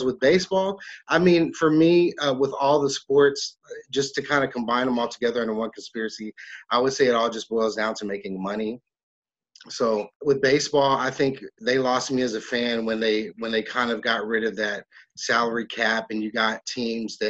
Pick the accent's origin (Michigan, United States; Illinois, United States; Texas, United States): Texas, United States; Dallas; I'm from Dallas as well